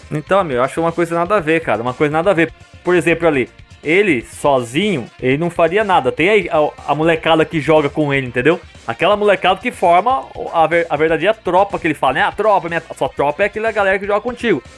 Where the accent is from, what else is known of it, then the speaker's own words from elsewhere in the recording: Mogi Mirim, São Paulo, Brazil; moved away as an adult; sou do Mojimirim mesmo